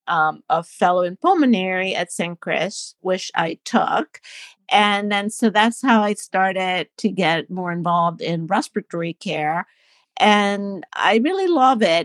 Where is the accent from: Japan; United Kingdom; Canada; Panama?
Panama; moved away as an adult; also born or lived in New Jersey / Philadelphia; now in Baltimore, United States; I'm from Panama in Central America, and, um, I went to medical school